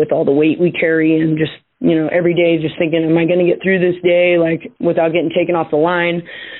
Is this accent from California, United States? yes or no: yes; San Lorenzo Valley, California, United States; I was raised in the San Lorenzo Valley, and my hometowns are on fire right now